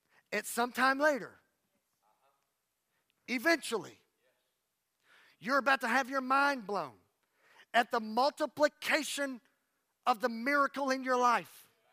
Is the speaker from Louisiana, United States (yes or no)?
yes; Louisiana, United States; First of all, I'm tired. Plus, I'm from Louisiana.